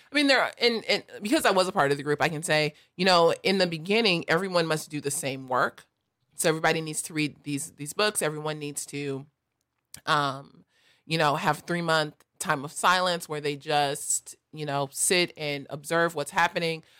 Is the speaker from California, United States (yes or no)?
yes; Los Angeles, California, United States; I grew up in South L